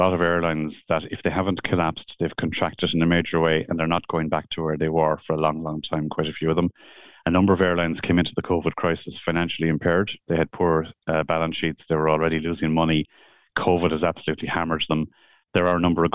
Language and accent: English; Cork, Munster, Ireland; I grew up in Cork in a suburb called Bishopstown